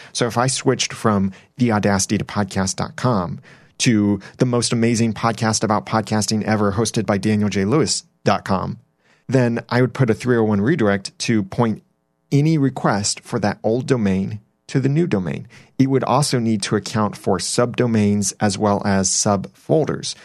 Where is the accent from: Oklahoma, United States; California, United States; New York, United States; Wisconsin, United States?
California, United States; Southern; moved away; I grew up in Southern California, so I call it soda, and everyone around me calls it pop